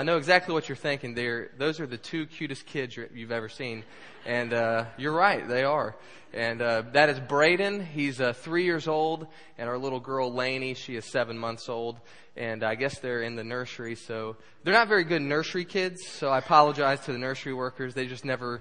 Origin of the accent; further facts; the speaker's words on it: the Florida Panhandle, United States; also born or lived in Ocean Springs, Mississippi; now in Jacksonville, United States; I was born in Ocean Springs and grew up in the panhandle of Florida